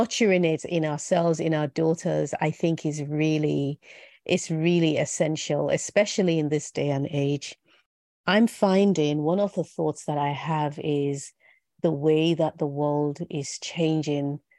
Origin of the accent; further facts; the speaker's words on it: Benin City, Edo, Nigeria; also born or lived in Lagos State; I grew up in Benin in Nigeria and I had the best childhood